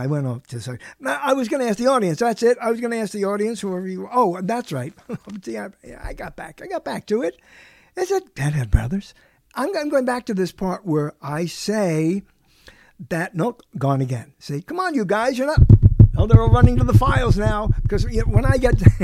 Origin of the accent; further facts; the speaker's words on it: New York City, New York, United States; moved away; I'm from Brooklyn